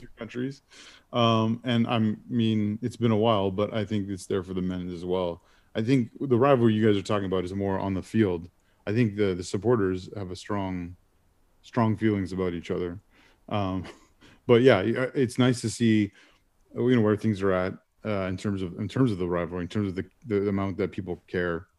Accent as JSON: {"language": "English", "country": "Canada", "said": "as a Canadian"}